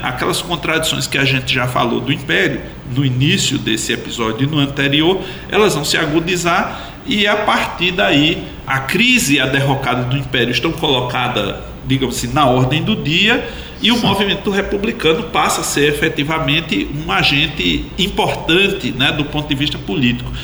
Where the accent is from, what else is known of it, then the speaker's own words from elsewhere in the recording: Paraíba, Brazil; nós paraibanos